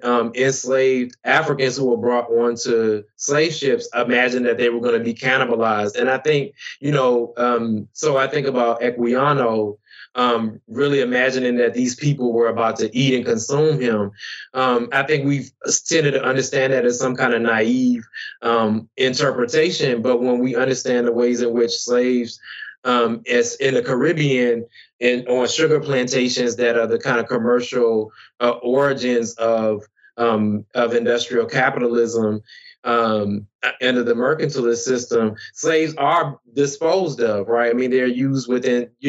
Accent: Tappahannock, Virginia, United States; my hometown in Tappahannock, Virginia

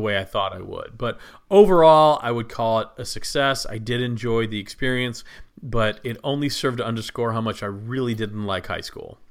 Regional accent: Plano, Texas, United States; moved away; I grew up in Plano, Texas, just north of Dallas

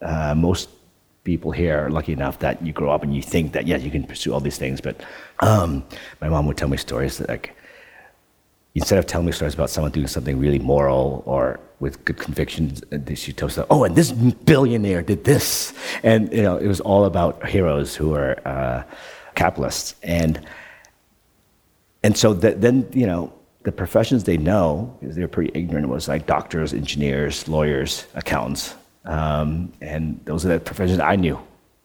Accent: Netherlands; English is a second language; moved away; also born or lived in Canada; When I grew up in Holland, we had two TV stations, and the program didn't start until 10 o'clock or 9 o'clock or something in the morning.

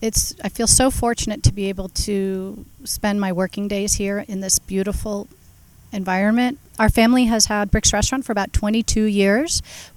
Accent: Marin County, California, United States; also born or lived in Napa Valley; Born and raised in Marin County, just over the Golden Gate Bridge. My parents, both also born in San Francisco, born and raised in the Bay Area, San Francisco and Marin County. So multi-generational from California.

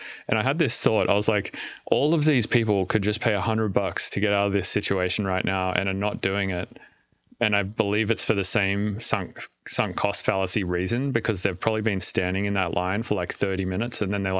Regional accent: Australia; now in United States; so I can't get TSA pre or global entry or whatever, because I'm Australian.

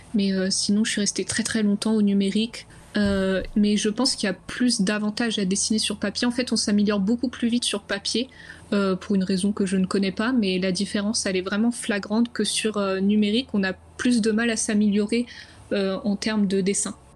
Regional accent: Champagne-Ardenne, Grand Est, France; moved away as an adult; also born or lived in Dunkerque; now in Angoulême, France; je viens de la Champagne-Ardenne

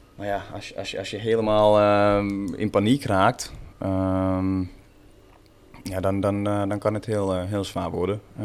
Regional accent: Porvoo, Uusimaa, Finland; first language Swedish; Dutch is a second language; now in Netherlands; Porvo, waar ik vandaan kom, eh, ligt eh, ongeveer een eh, ja, half uurtje, 40 minuutjes van, van Helsinki

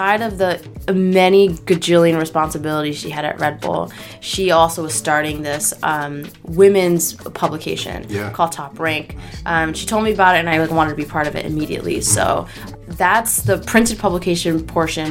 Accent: New York City, New York, United States; I'm from Brooklyn. Okay. I grew up on Court Street between Sackett and DeGraw and Carroll Gardens

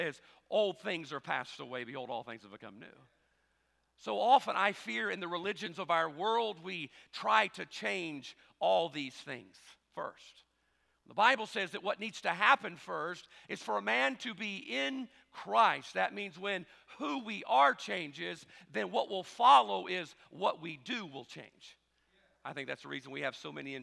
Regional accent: South Mississippi, United States; We're different in our own way here in South Mississippi as well

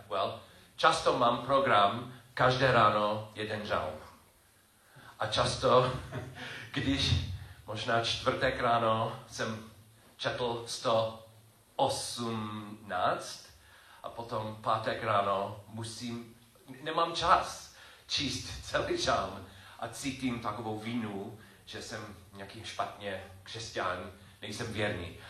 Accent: United States; first language English; Czech is a second language; moved away; jsem Američan a čes, čeština je, není moje, můj první jazyk

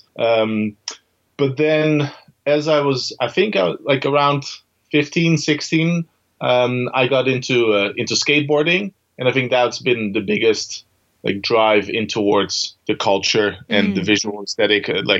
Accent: Netherlands; moved away as an adult; also born or lived in Amsterdam, Netherlands / Copenhagen, Denmark; now in Aarhus, Denmark; I'm originally from the Netherlands and lived in Amsterdam for a long while before I moved to Copenhagen, Denmark

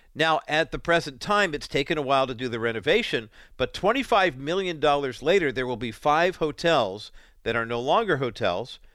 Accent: Orange County, California, United States; also born or lived in Whittier, California; we moved from Orange County uh, to Orange County from Whittier when I was seven in January of 1969

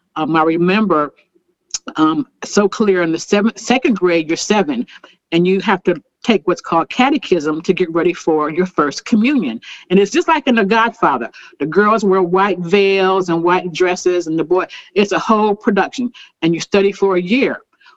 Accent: Harrisburg, Pennsylvania, United States; now in Indianapolis, United States; I'm from Pennsylvania, Harrisburg, and moved.

